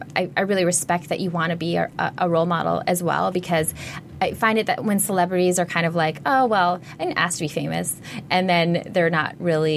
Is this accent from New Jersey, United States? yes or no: no; Minnesota, United States; now in Los Angeles, United States; I grew up in Minnesota